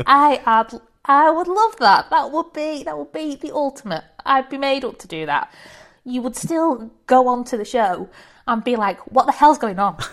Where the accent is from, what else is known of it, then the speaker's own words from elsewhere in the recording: Preston, North West England, United Kingdom; moved away; I'm from Preston too